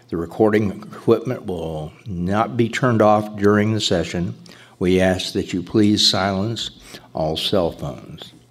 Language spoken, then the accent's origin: English; Cape Cod, Massachusetts, United States; from Cape Cod. Cape Cod doesn't have any SA meetings, nearest ones are Boston and Providence.